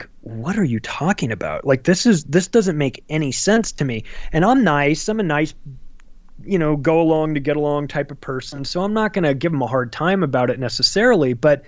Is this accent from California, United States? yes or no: yes; Palm Springs, California, United States; I'm with you 100% because I grew up in Palm Springs, California, huge gay community.